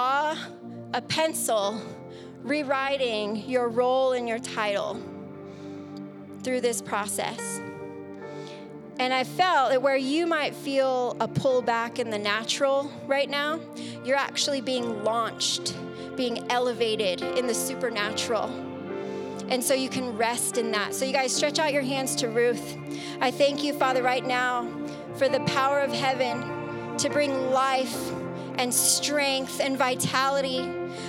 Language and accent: English; San Diego, California, United States; moved away; we're from San Diego